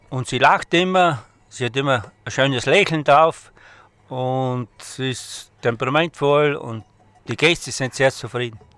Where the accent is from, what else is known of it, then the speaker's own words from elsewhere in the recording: Eibiswald, Styria, Austria; Ich komme aus Eibeswald bei Eibel